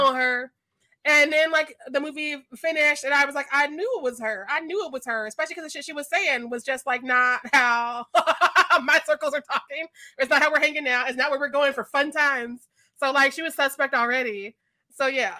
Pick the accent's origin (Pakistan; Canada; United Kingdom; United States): United States; Missouri; I'm from Missouri